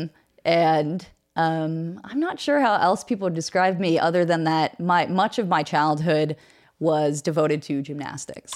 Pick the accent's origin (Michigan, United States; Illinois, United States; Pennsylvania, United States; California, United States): Pennsylvania, United States; Pittsburgh; also born or lived in New York City; I did grow up in Pittsburgh. Actually, I was born in New York City